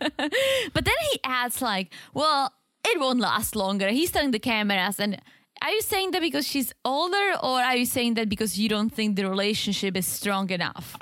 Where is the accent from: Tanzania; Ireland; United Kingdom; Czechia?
Czechia; moved away; I'm from the Czech Republic